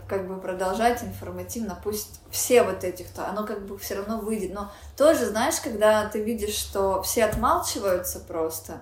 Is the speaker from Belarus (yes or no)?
no; Ukraine; я украинка